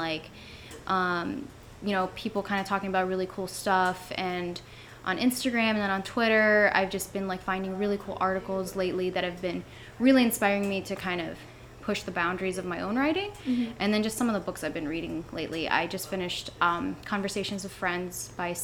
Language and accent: English; Lakewood, Ohio, United States; also born or lived in Lithuania / Cleveland, Ohio; fifth grade, I moved back here and went to Lakewood Middle School, Lakewood High School